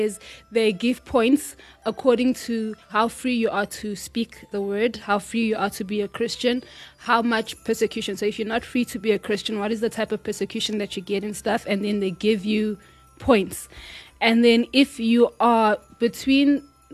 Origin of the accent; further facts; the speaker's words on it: DR Congo; Which is my hometown. Home country, not hometown